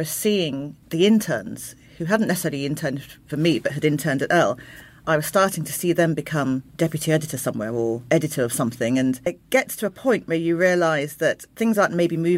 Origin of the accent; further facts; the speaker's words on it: Croydon, London, United Kingdom; born there; I was born in Croydon, which is very multicultural, but we moved out and then further out and further out.